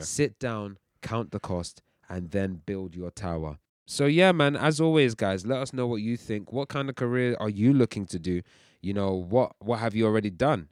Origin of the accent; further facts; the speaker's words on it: United Kingdom; also born or lived in Nigeria (ancestry); we're Nigerians, uh, we're also British and we're proud of both.